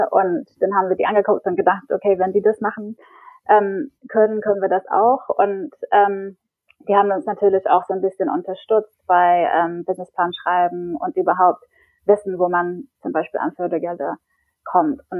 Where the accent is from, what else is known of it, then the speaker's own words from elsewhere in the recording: England, United Kingdom; German is a second language; also born or lived in Berlin, Germany; now in Stockholm, Sweden; Ich bin eigentlich Engländerin und habe davor ungefähr zehn Jahre in Berlin gelebt, ähm, aber probiere jetzt Schweden aus.